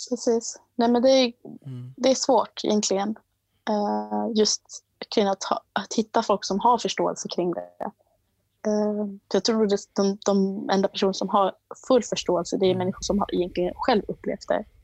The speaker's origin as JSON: {"language": "Swedish", "town": "Botkyrka", "region": "Stockholm County", "country": "Sweden", "tie": "born or raised there", "said": "Jag är uppvuxen i Botkyrka"}